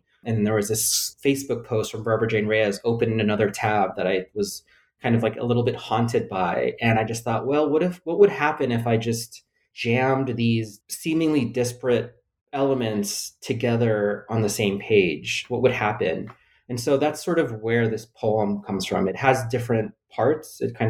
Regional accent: Philippines; born there; I make sure to say I was born in the Philippines, so the judges know that my white-sounding name belongs to me.

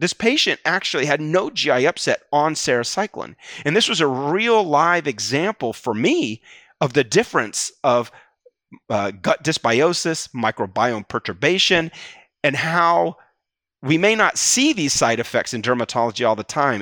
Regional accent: Atlanta, Georgia, United States; now in New Haven, United States; I grew up in the South, Atlanta

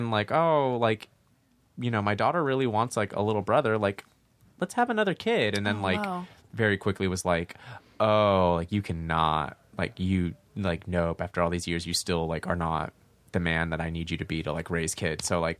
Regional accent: Santa Monica, California, United States; Santa Monica. Oh, my mom's Persian. My dad's like whitish. He's like Irish American.

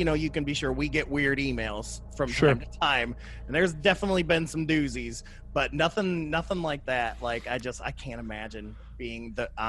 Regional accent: Kentucky, United States; growing up in Kentucky

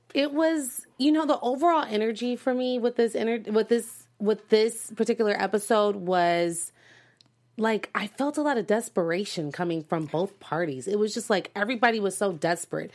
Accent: United States; as American citizens

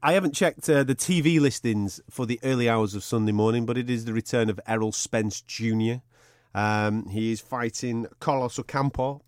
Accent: England, United Kingdom; I was born in England

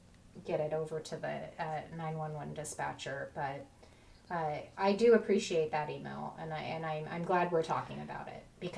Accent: Oregon, United States; Christine and I were both born and raised in Oregon

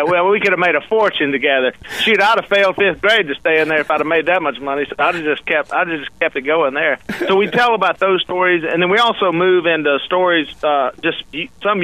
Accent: Louisiana, United States; Well, I'm from Louisiana

